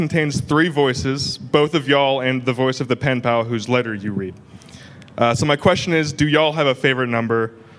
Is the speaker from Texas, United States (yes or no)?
yes; Texas, United States